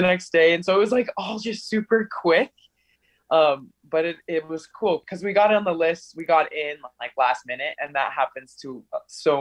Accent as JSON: {"language": "English", "region": "Utah", "country": "United States", "also_born_or_lived": "Brazil"}